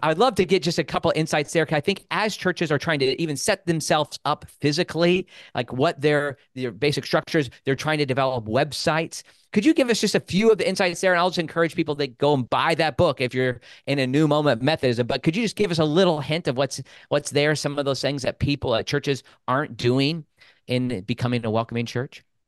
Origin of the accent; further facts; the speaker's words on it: Midwest, United States; moved away; I grew up in the Midwest.